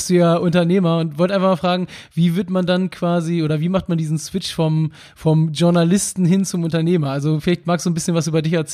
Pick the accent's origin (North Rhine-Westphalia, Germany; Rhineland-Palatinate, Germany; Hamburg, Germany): Hamburg, Germany; Heute mit jemandem aus meiner Heimatstadt, aus der wunderschönen Stadt Hamburg